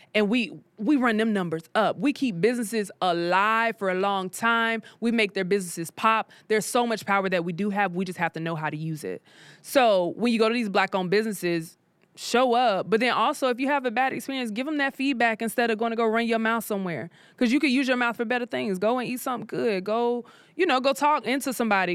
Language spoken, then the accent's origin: English; South Carolina, United States; moved away as an adult; now in Atlanta, United States; I'm from South Carolina.